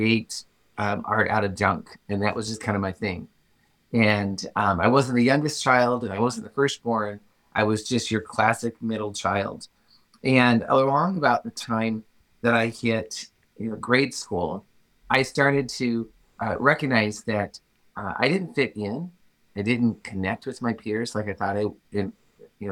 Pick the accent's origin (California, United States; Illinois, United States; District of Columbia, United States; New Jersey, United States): Illinois, United States; I am a Midwest-born farm kid. That's where I grew up. I grew up in Illinois on a farm